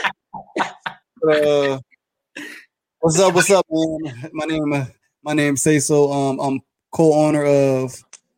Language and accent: English; Louisiana, United States; moved away as an adult; now in Atlanta, United States; I'm originally from Louisiana. I'm from a city called Cancro, Louisiana. I moved to Atlanta 5 years ago